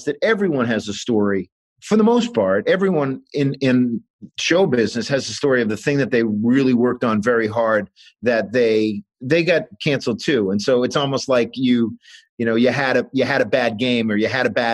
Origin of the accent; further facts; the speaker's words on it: New Hampshire, United States; moved away as an adult; I'm from New Hampshire